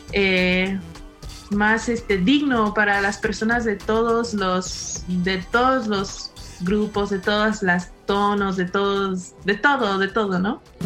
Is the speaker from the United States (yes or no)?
yes; California, United States; moved away as an adult; now in Mexico; yo soy afrochicana y crecí mi infancia en un pueblo chiquito en California, pero crecí en una comunidad muy mexicana